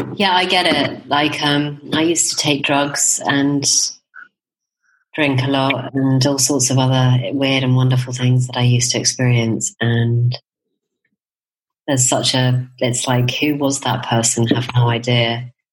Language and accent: English; United Kingdom; now in Spain; as a Brit